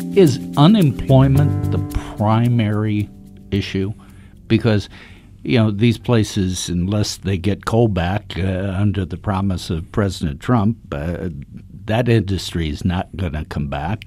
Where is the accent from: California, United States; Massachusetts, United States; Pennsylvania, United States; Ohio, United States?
Ohio, United States; Dayton; I was born in Reardon, Dayton